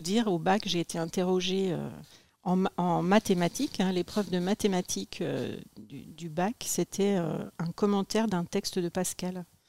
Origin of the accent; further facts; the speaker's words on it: Les Cerqueux, Pays de la Loire, France; also born or lived in Cholet; je suis née dans le Maine-et-Loire, à Cholet, et mes parents habitaient, enfin, habitent un petit village village qui s'appelle Les Cerqueux